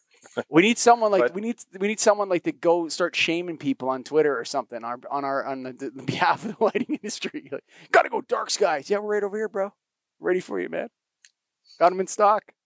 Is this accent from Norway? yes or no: no; Canada; I'm a Canadian